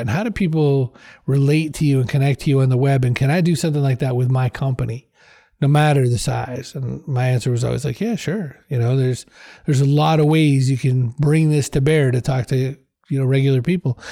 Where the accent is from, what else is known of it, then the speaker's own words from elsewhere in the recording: Maine, United States; now in Boston, United States; I was from Maine originally